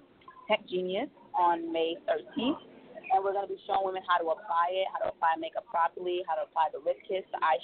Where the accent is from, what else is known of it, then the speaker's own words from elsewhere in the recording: New York, United States; moved away as an adult; now in Douglasville, United States; I'm originally from New York, but I just moved to the Douglasville area last year.